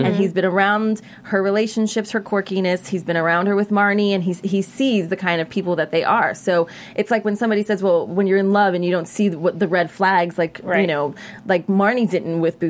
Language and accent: English; New York, United States; I'm a girl from New York, and as a New Yorker